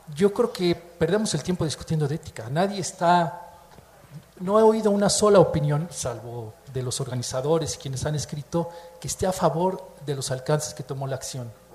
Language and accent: Spanish; Mexico; Se siente uno como mexicano, como miembro de una comunidad cultural